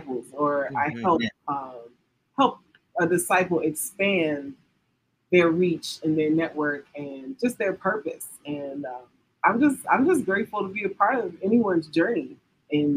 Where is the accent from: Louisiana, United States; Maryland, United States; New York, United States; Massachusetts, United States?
Maryland, United States; I'm born and raised in Maryland